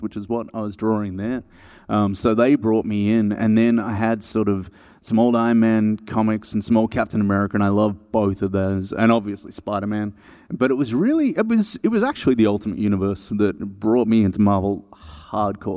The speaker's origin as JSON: {"language": "English", "town": "Melbourne", "region": "Victoria", "country": "Australia", "said": "I'm from Melbourne, Australia"}